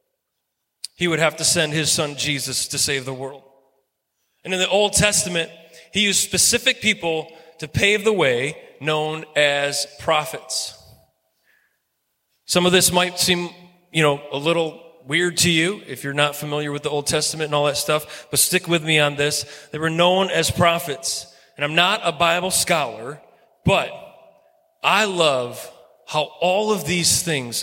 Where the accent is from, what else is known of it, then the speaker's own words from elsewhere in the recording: Clarksville, Michigan, United States; I'm from Clarksville, Michigan, okay? That's where I grew up.